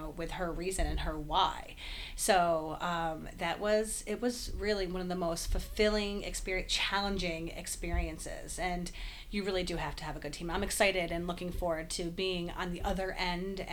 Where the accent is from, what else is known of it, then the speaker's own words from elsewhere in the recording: Albany, New York, United States; born and raised in Albany, left a little while for grad school, came back